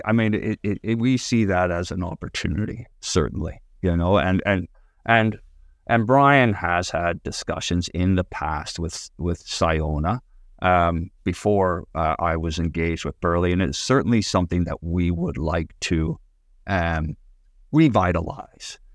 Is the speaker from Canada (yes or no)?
yes; Canada; moved away; also born or lived in Northern Ireland; I, I grew up in Canada